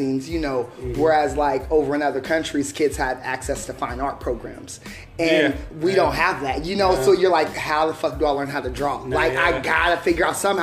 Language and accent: English; California, United States; I grew up in California